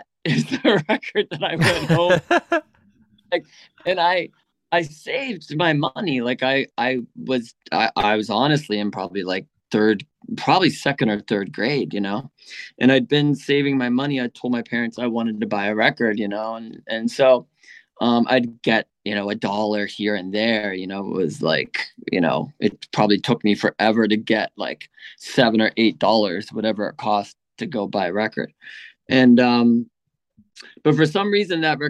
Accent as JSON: {"language": "English", "town": "Pittsburgh", "region": "Pennsylvania", "country": "United States", "tie": "born or raised there", "said": "I grew up in Pittsburgh, Pennsylvania"}